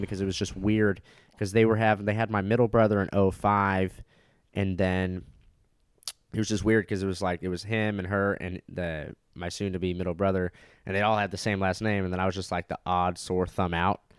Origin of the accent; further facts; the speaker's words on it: Orange County, California, United States; I grew up in Orange County, California.